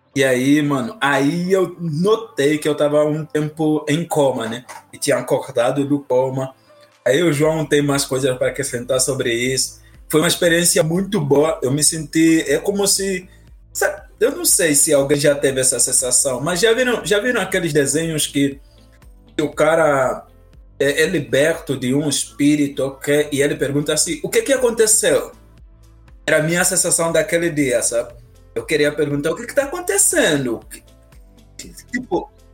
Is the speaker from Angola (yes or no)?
yes; Angola; now in Brazil; eu sou angolano